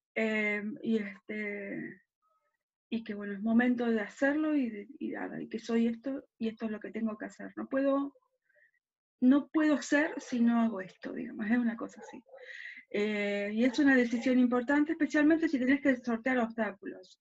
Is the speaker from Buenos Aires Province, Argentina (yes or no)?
yes; Quilmes, Buenos Aires Province, Argentina; also born or lived in southern Argentina; Soy porteña, pero después nada, viví toda mi vida en Quilmes y un tiempo en el sur del país y después volví para Quilmes